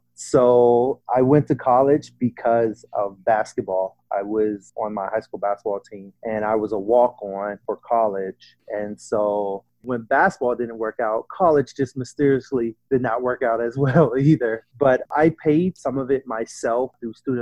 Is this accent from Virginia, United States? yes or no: yes; Virginia, United States; now in Austin, United States; growing up in Virginia